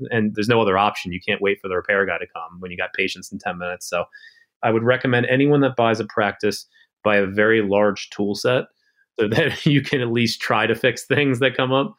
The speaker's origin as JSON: {"language": "English", "region": "Maryland", "country": "United States", "tie": "born or raised there", "said": "I was born and raised in Maryland"}